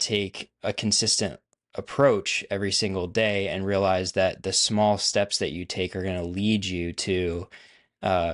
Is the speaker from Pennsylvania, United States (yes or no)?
yes; Pennsylvania, United States; moved away as an adult; now in Nashville, United States; I grew up in Pennsylvania. So a northerner at heart. I now live in the South, so I'm in Nashville, Tennessee.